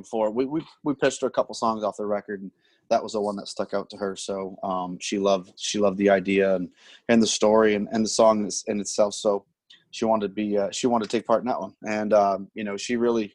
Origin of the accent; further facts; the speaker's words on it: North Bay, Ontario, Canada; my hometown, North Bay, Ontario